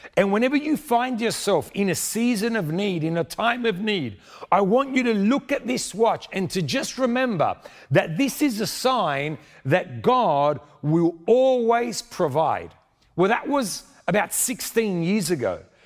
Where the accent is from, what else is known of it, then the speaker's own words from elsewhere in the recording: Sydney, New South Wales, Australia; moved away as an adult; now in Argentina; I was born in Sydney, but my family is from Argentina.